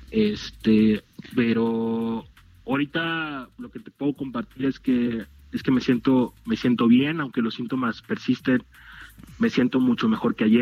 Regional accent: Mexico; como mexicanos

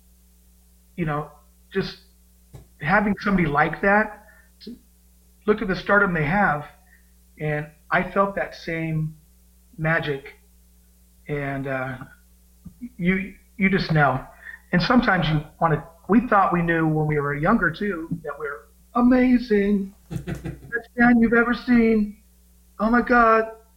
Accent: Bakersfield, California, United States; Growing up in Bakersfield, it's a very musical place to live

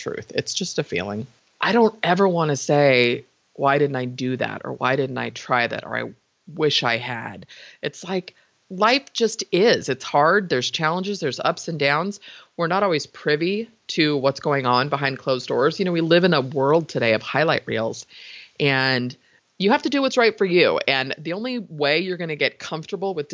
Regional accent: San Francisco, California, United States; I was born in San Francisco, raised in the Bay Area

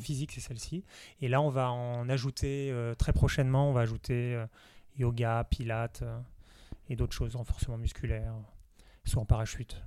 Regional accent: Nice, Provence-Alpes-Côte d'Azur, France; now in Paris, France; je suis originaire de Nice

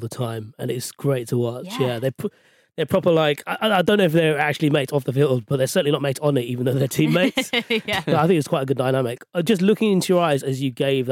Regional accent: London, United Kingdom; I'm a West London boy, so I was born and raised in Ealing

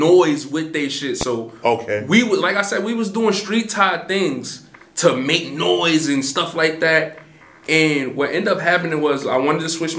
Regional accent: New York City, New York, United States; I'm from Canarsie

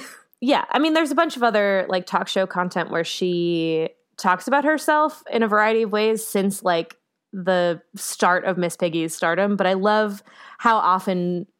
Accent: North Dakota, United States; who's from my home state of North Dakota

